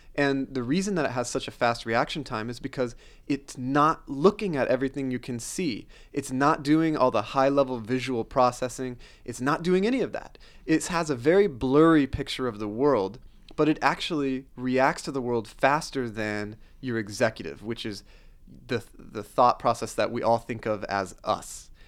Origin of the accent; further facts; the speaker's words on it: Oklahoma, United States; also born or lived in Pittsburgh; I grew up in Oklahoma